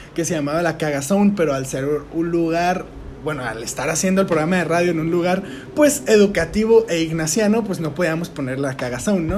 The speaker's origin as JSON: {"language": "Spanish", "town": "Tijuana", "region": "Baja California", "country": "Mexico", "said": "nosotros que somos de Tijuana"}